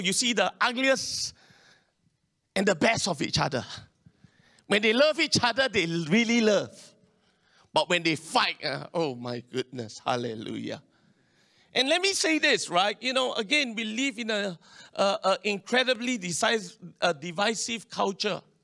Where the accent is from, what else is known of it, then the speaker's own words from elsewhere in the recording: Singapore; I'm Singaporean. This is my country. This is my land.